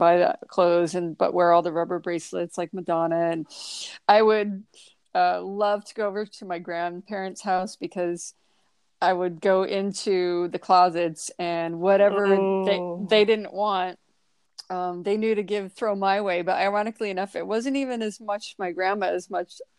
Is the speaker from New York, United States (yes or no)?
no; Toledo, Ohio, United States; being from a smaller town, I'm from Toledo, Ohio